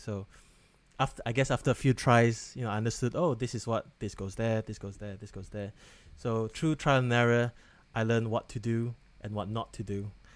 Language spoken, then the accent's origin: English; Malaysia; now in Wales, United Kingdom; I'm that Malaysian friend who doesn't work in healthcare